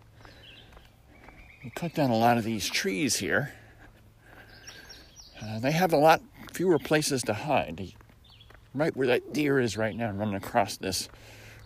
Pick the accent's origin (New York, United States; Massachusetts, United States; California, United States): New York, United States; Syracuse; moved away; I grew up in Syracuse, New York, in a place that rivals Seattle for clouds